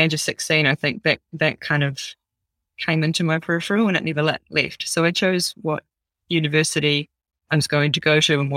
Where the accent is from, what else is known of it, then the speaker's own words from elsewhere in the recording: New Zealand; I'm a Kiwi girl through and through.